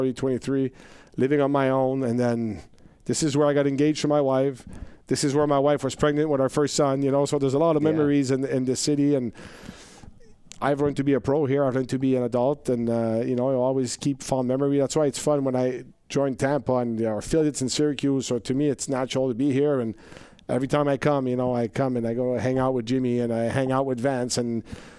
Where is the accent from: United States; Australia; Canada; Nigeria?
Canada; I'm Canadian